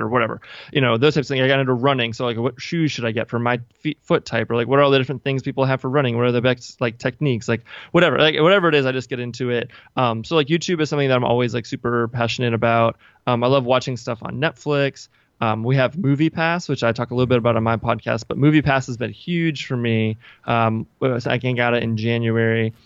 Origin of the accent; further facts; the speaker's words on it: Washington, District of Columbia, United States; I'm from the Washington, D C area